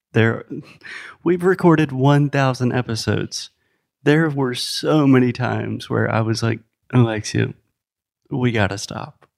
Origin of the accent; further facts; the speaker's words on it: South Carolina, United States; first language English; moved away; I'm from the United States, originally from South Carolina.